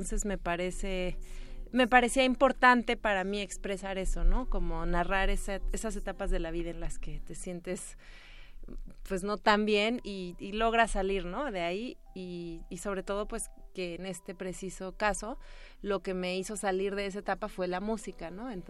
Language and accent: Spanish; Veracruz, Mexico; Bueno, como ya lo mencionaba, soy de Veracruz eh, y bueno, pues este proyecto en realidad comenzó hace muchísimo tiempo